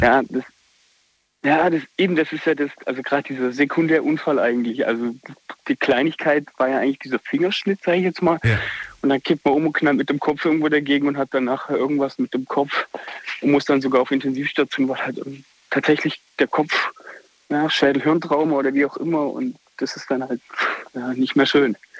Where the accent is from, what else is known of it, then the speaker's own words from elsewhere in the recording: Black Forest, Baden-Württemberg, Germany; Aus Findingen im Schwarzwald